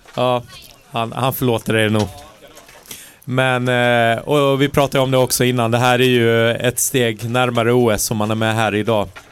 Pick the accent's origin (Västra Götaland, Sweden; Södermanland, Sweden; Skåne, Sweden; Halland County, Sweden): Halland County, Sweden; accent: Halland dialect; min riktiga halländska dialekt